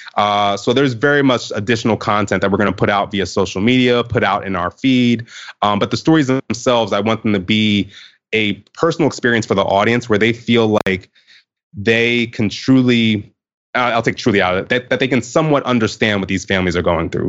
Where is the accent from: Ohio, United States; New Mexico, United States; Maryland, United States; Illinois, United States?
Maryland, United States; Baltimore; I was growing up in the Baltimore area at the time